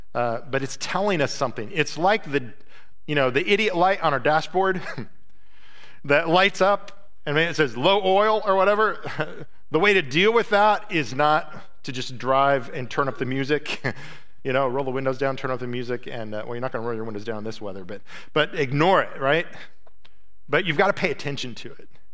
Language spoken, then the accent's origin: English; United States; as an American